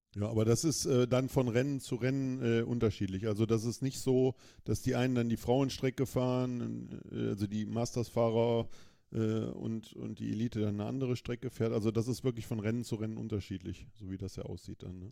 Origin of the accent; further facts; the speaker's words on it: Germany; als Deutscher in Deutschland